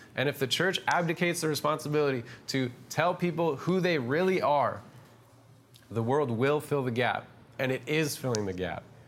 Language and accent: English; Canada; also born or lived in Toronto; we're Canadian